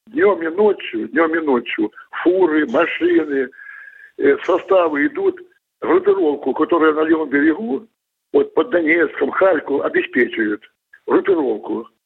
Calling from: Krasnodar, Krasnodar Krai, Russia; Вот это был с Ростова, а я с Кубани, с Краснодара.

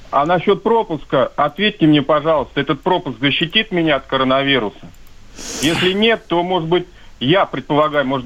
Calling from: Chekhov, Moscow Oblast, Russia; Я звоню с Чехова, Московская область.

